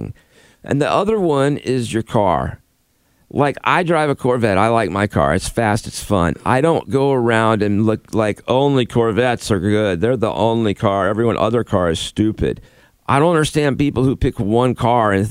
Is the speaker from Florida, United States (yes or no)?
yes; Florida, United States; they'd always come visit us in Florida when I was growing up.